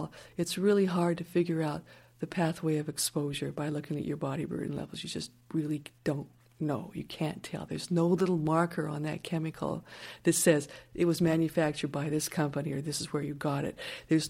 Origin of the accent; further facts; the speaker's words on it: Colorado, United States; I grew up in Colorado, in a high mountain town, far away from factories and industry and incinerators, right? Growing our own cattle, our own vegetables.